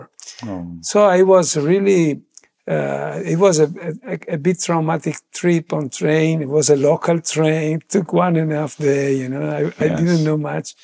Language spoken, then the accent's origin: English; Verona, Veneto, Italy; I was born in Verona, as it was saying, and in a bit chaotic family, actually, atheist family